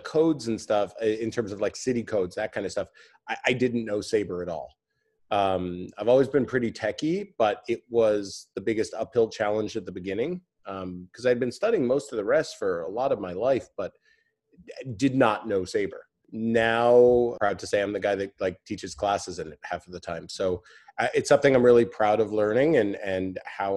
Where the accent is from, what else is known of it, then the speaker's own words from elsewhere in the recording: Santa Monica, California, United States; also born or lived in Arizona; now in Los Angeles, United States; I grew up in Santa Monica